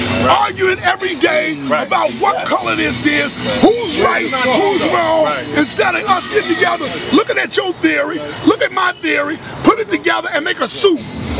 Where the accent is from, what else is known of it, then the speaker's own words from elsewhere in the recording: Chicago, Illinois, United States; moved away as an adult; now in Atlanta, United States; Where I'm from the Chi, man. They call it Chi-Rack now.